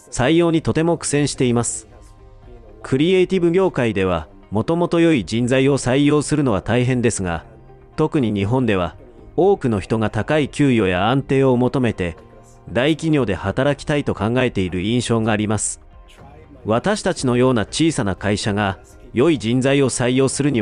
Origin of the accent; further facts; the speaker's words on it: Vancouver, British Columbia, Canada; Japanese is a second language; moved away as an adult; now in Japan; 僕はカナダのバンクーバーで生まれ育ち、デザインを勉強しました。